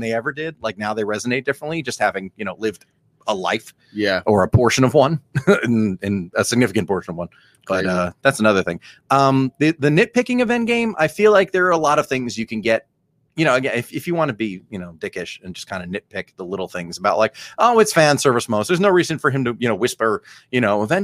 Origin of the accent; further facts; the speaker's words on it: Lakewood and Brick area, New Jersey, United States; we grew up in the Lakewood and Brick area